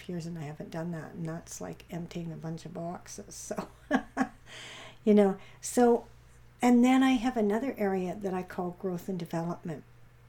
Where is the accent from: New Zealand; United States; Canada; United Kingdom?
Canada; Vancouver, British Columbia; we're from Vancouver, I am anyways